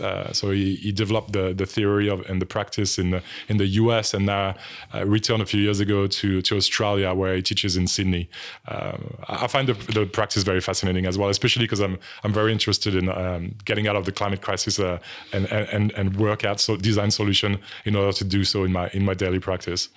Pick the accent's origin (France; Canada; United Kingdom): France; accent: French; English is a second language; moved away; some people would have picked up on my French accent already, but, um, so I'm from France